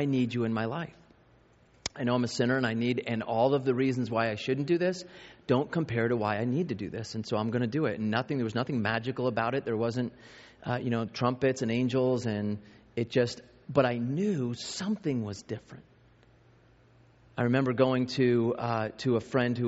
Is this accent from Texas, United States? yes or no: no; New York, United States; moved away as an adult; also born or lived in Arizona; I grew up in New York and went to a 5A school